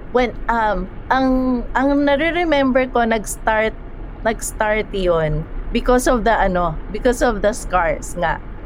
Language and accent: Tagalog; Manila, Metro Manila, Philippines; also born or lived in Cainta; galing ako sa Maynila